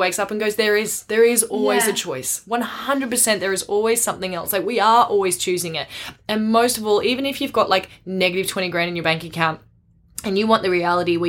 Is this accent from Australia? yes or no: yes; Australia; I'm Aussie.